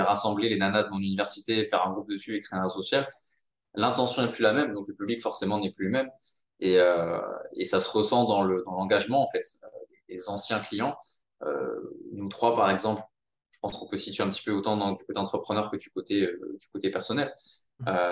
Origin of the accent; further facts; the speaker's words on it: Monaco; j'ai grandi à Monaco